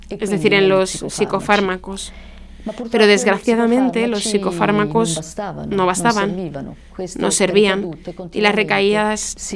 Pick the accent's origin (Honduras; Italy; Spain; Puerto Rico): Italy; de origen italiano y vivo en el norte de Italia, en medio de los Alpes.